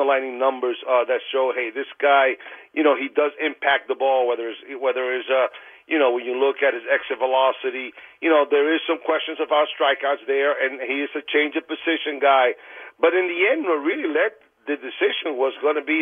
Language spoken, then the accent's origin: English; New York City, New York, United States; I'm a guy from Queens and been in Queens my whole life